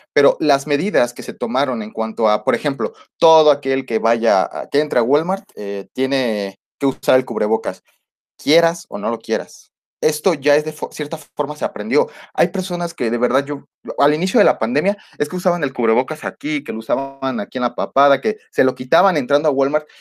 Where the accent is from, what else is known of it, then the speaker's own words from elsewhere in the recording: Mexico; nosotros como mexicanos